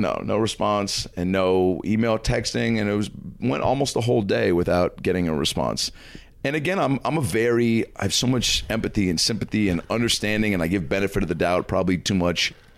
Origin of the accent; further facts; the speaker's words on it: Lake Forest Park, Washington, United States; So I grew up in Seattle, Washington, Lake Lake Forest Park, Washington, which is about 25 minutes north of the city